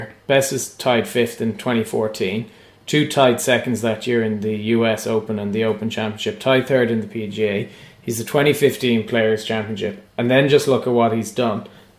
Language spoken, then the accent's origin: English; Ireland; as an Irish perspective